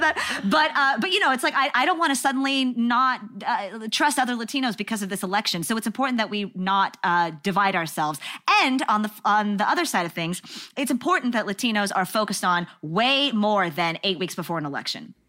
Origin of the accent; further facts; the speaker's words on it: Texas, United States; I'm from Texas